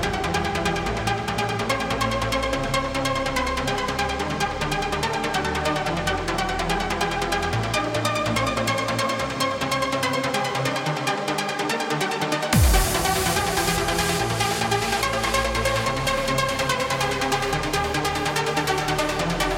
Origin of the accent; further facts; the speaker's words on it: New Zealand; I'm from New Zealand